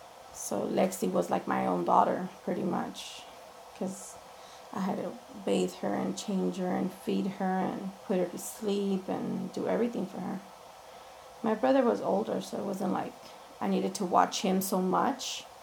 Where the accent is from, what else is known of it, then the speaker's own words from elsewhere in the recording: Los Angeles, California, United States; I was born and raised in East LA. Went to First Street School, went to Hollenbeck for a year. Parents got divorced when I was 13, so then I moved to this side of town, to City Terrace side.